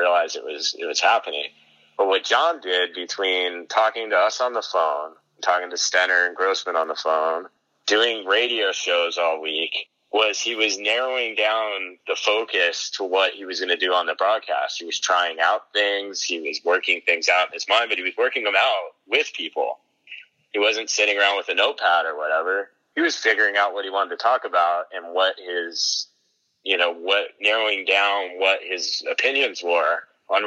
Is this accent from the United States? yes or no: yes; Texas, United States; I grew up in Texas